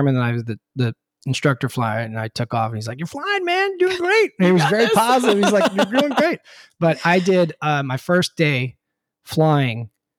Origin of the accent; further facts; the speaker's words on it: Charlotte, North Carolina, United States; I'm from Charlotte. I don't know where anything in Dallas is.